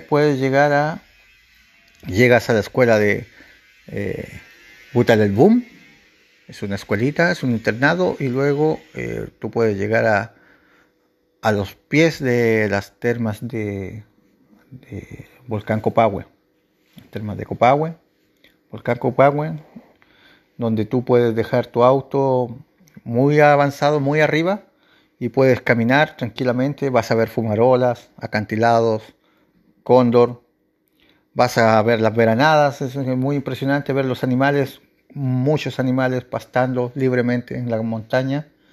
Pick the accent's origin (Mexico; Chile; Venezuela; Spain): Chile; en mi país, Chile